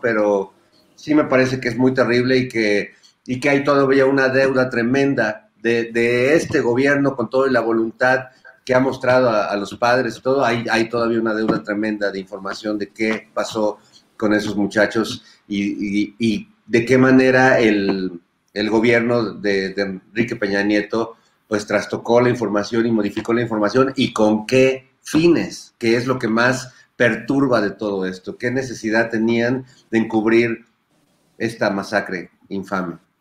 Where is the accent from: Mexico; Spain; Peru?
Mexico; somos los mexicanos